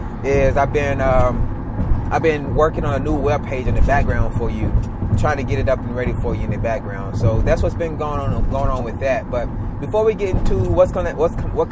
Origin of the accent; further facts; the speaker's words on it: the South, United States; I was raised down here in the South with my mother.